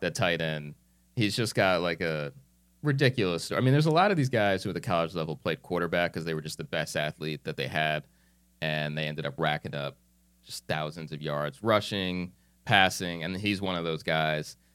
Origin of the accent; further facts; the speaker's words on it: New Jersey, United States; moved away as an adult; I'm this kid from New Jersey